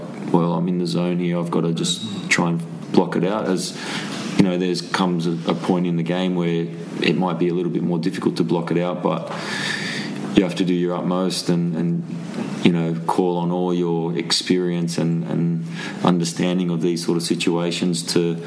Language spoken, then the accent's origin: English; Sydney, New South Wales, Australia; moved away as an adult; Sydney, my hometown.